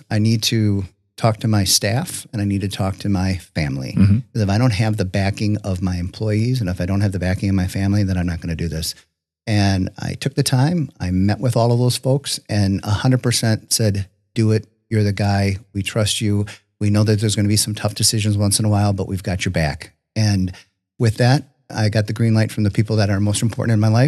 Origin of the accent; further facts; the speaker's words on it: Richfield, Wisconsin, United States; also born or lived in Jackson, Wisconsin / Kewaskum, Wisconsin / Slinger, Wisconsin; I grew up in Richfield, went to Hartford High School. After my wife and I got married nearly 30 years ago, we are we first settled in Jackson.